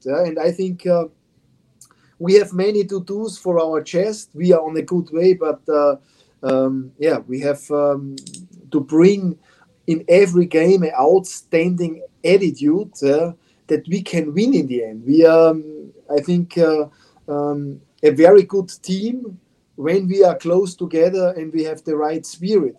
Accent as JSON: {"language": "English", "country": "Austria", "second_language": "English", "moved": "as an adult", "lives_now": "Morristown, United States", "said": "I come from Austria, and Austria is a small country with small cities."}